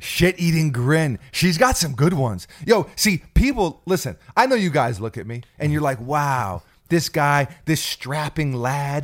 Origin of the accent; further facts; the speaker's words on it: New York City, New York, United States; also born or lived in New Jersey; we moved from New York City out to New Jersey for a small time period, and I went to school out there